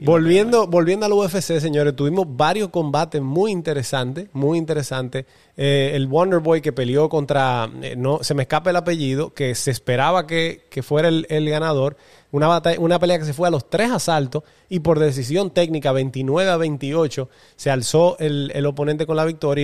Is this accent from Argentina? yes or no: no; Dominican Republic; Como los dominicanos siempre montamos el coro y la banda